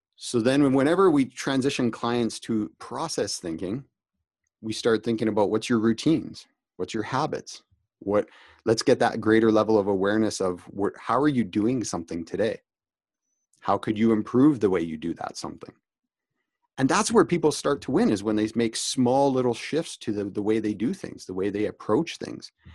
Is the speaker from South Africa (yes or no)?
no; Canada; also born or lived in Calgary, Alberta; I'm Canadian